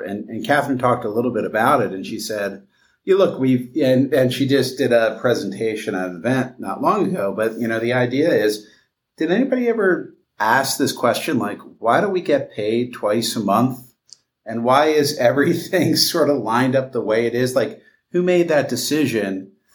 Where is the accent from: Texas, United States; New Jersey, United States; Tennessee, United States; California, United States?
New Jersey, United States; Vineland; I grew up in southern New Jersey, a town called Vineland, New Jersey